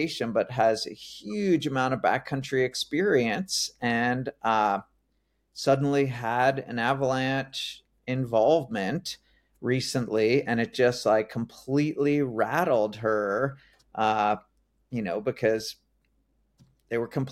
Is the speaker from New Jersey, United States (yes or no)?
yes; New Jersey, United States; moved away as an adult; I grew up in New Jersey, so kind of kid of the suburbs